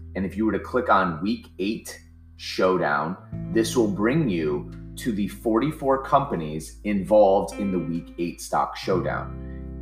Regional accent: Ohio, United States; now in New Jersey, United States; I'm from Ohio. I live in New Jersey now

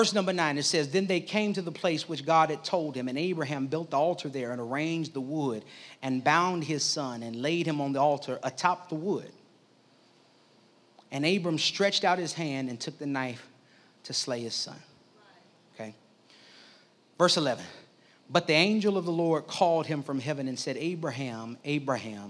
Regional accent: Midwest, United States; I grew up in the Midwest

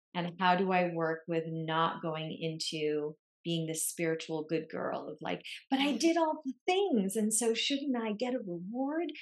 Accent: Lebanon; moved away; I grew up in Lebanon in the Middle East

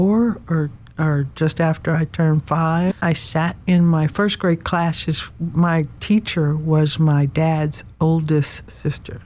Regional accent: Nashville, Tennessee, United States; I am a country girl, like you said, from Nashville, Tennessee

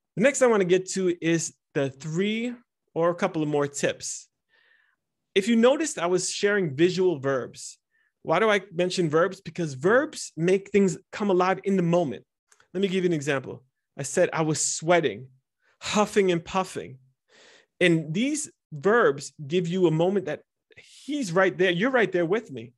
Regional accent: United States; first language Italian; English is a second language; was born and raised in America, and I was born and raised in an Italian home, and my neighborhood was Spanish, so my third language was, ended up being English.

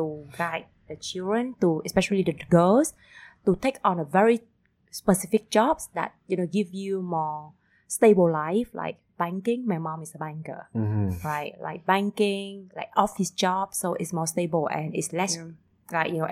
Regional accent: Vung Tau, Ba Ria-Vung Tau, Vietnam; also born or lived in Switzerland / Uganda; I was born and raised in Bung Tao, but my whole family from Hanoi

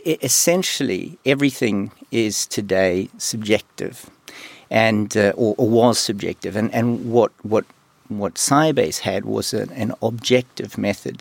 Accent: New Zealand; moved away; also born or lived in Sweden / China; I'm from New Zealand

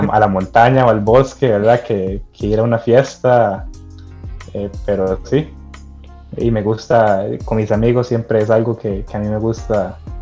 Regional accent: Costa Rica; soy un costarricense más

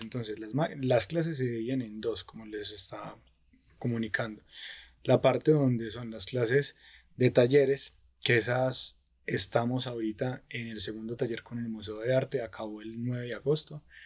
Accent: Pereira, Risaralda, Colombia; now in Dosquebradas, Colombia; yo soy de Pereira, ¿cierto? Vivo actualmente en Dos Quebradas

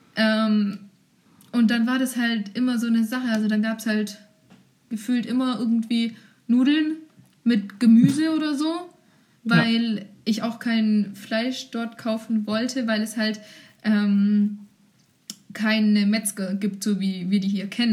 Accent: Germany; ich war eine Deutsche

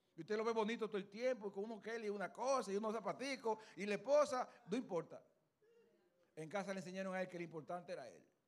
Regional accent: Luperón, Puerto Plata, Dominican Republic; Yo soy de Puerto Plata, Luperón, Puerto Plata

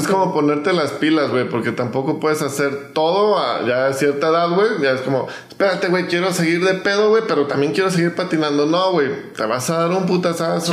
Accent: Mexico; yo soy mexicano

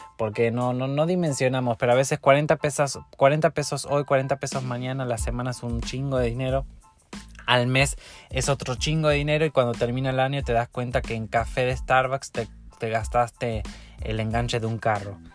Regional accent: Argentina; now in Mexico; Argentina, mi país

